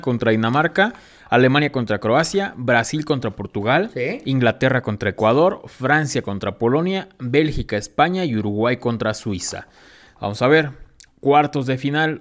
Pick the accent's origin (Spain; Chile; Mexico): Mexico; a nosotros mexicanos